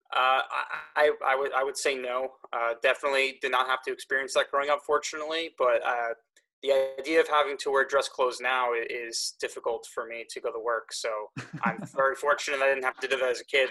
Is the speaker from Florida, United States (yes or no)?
no; Eastchester, New York, United States; growing up in Eastchester, your license says Scarsdale on it